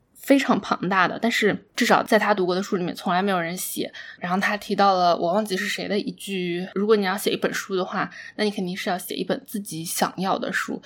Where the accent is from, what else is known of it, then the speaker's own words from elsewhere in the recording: China; 在中国长大的过程中